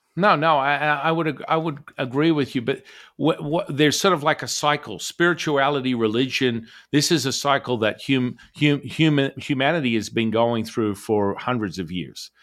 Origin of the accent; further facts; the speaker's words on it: Australia; moved away; I'm originally from Australia